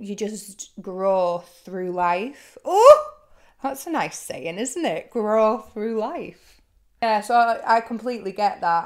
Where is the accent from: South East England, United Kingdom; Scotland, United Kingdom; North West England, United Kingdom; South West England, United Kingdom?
North West England, United Kingdom; Lake District; moved away as an adult; now in London, United Kingdom; I was driving down from the Lake District, that's where I'm from